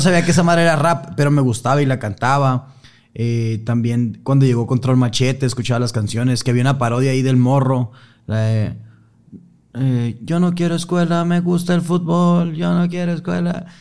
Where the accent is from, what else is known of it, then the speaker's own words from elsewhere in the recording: Sonora, Mexico; Yo que soy de, Sonora, estoy como más acostumbrado como al calor fuerte